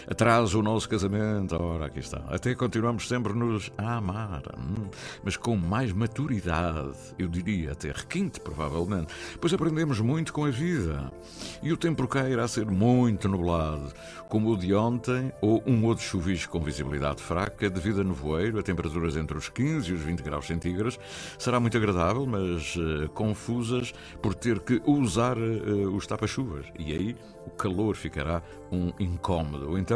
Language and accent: Portuguese; Azores, Portugal; Sou açoriano, não é?